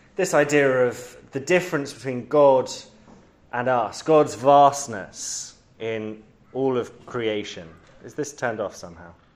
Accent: London, United Kingdom; I grew up in London, on the highest hill in London

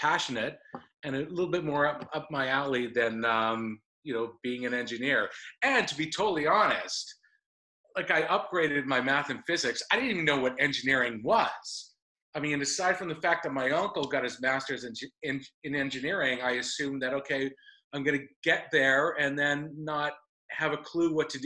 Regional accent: Calgary, Alberta, Canada; moved away as an adult; also born or lived in Los Angeles / Vancouver; I grew up with in Calgary, Alberta, in Canada

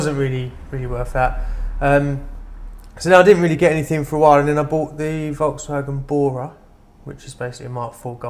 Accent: London, United Kingdom; I lived, growing up in London.

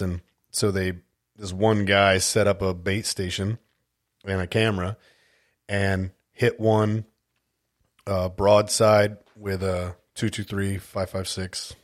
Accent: California, United States; moved away as an adult; also born or lived in Las Vegas, Nevada / Grand Forks, North Dakota / Alaska; I was born and raised in California

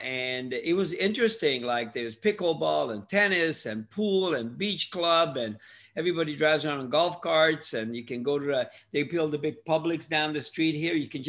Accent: Hungary; English is a second language; also born or lived in Canada; now in United States; I immigrated from Hungary in 1963 to Canada. I lived there for 40 years, and I moved to the US in 2002.

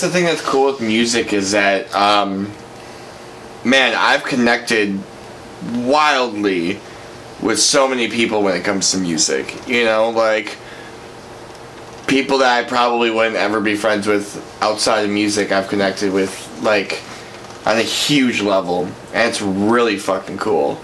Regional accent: Brookfield, United States; growing up in Brookfield

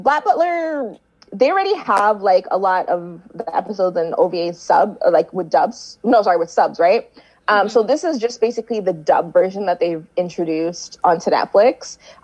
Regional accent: Canada; I'm Canadian

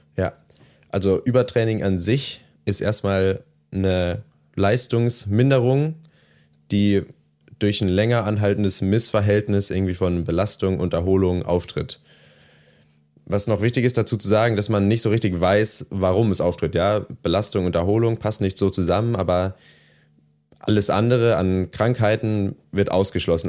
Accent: small village near Trier, Rhineland-Palatinate, Germany; also born or lived in Bocholt; ich bin dann nicht direkt in Trier aufgewachsen, sondern im kleinen Dorf daneben

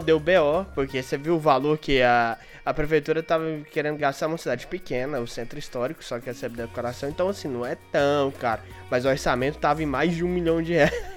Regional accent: Goiás, Brazil; now in Mariana, Brazil; eu sou de Goiás

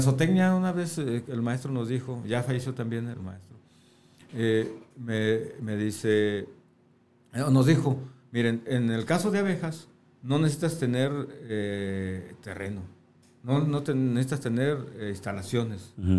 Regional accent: Tonalá, Jalisco, Mexico; also born or lived in Guadalajara / Sonora; yo nací en Guadalajara. Viví mucho tiempo en Sonora. Ok. Pero ya la mayor parte de mi vida en Tonalá

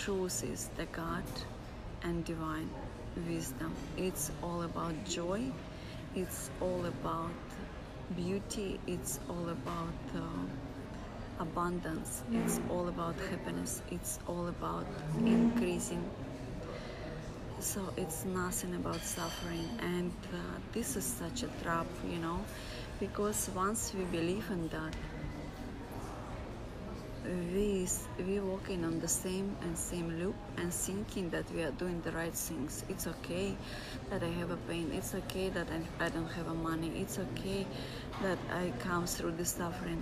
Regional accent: Russia; I come from Russia

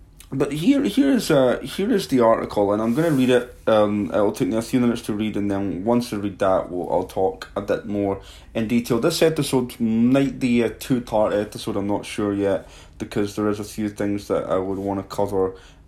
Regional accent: Livingston, Scotland, United Kingdom; born there; I was born in Livingston, Scotland. As a kid growing up, my family always made me feel special

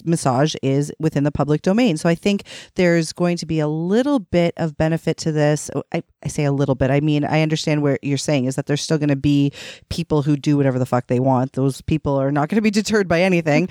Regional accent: Toronto, Ontario, Canada; I'm from Toronto, Ontario

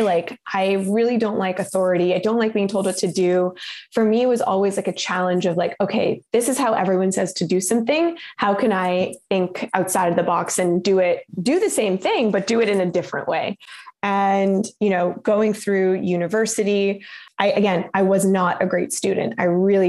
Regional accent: Canada; growing up in Canada

